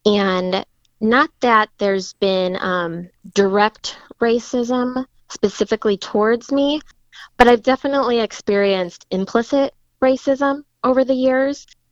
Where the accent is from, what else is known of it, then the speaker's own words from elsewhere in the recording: Fort Wayne, Indiana, United States; I grew up in Fort Wayne, been here my whole life